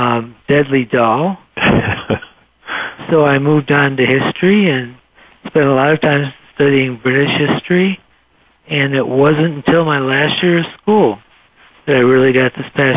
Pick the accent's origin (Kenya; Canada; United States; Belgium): United States; Muskegon, Michigan; moved away as an adult; also born or lived in Chicago, Illinois; now in Cedar Falls, United States; I grew up in Muskegon, Michigan, which is near Grand Rapids, and then I went and lived for about 12 or 13 years in Chicago